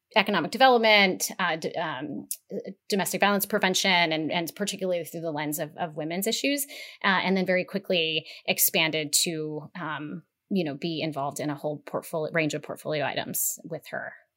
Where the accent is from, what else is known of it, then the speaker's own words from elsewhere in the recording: Las Vegas, Nevada, United States; I was born in Las Vegas. I grew up in Las Vegas